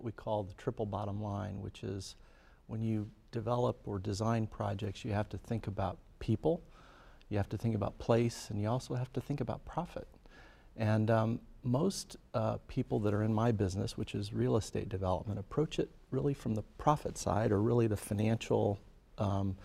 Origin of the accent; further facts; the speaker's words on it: Fort Wayne, Indiana, United States; Electric Works, which we're developing in my hometown of Fort Wayne